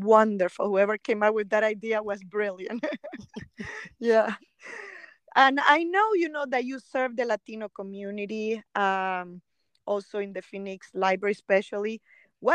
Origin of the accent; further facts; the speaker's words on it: Nicaragua; moved away; I am from Nicaragua